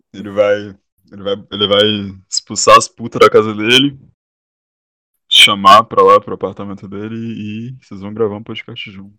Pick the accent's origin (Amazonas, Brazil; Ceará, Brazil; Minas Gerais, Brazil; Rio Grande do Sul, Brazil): Ceará, Brazil; Sou cearense